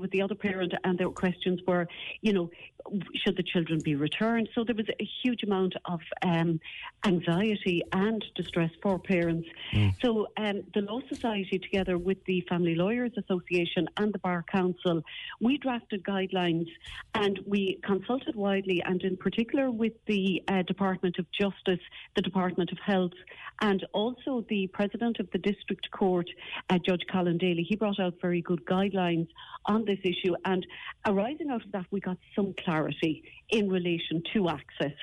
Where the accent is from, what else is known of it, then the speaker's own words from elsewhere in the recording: West Cork, Munster, Ireland; now in Kildare, Ireland; I practice here in Kildare, even though I'm from West Cork